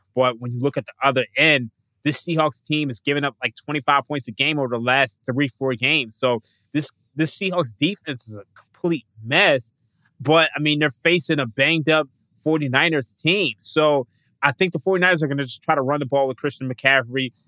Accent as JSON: {"language": "English", "town": "Philadelphia", "region": "Pennsylvania", "country": "United States", "tie": "born or raised there", "moved": "as an adult", "lives_now": "Las Vegas, United States", "said": "I've been born and raised in Philadelphia"}